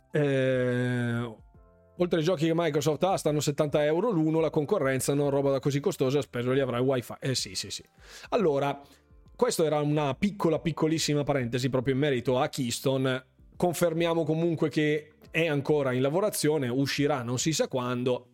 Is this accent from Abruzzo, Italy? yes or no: no; Bergamo, Lombardy, Italy; io praticamente sono di Bergamo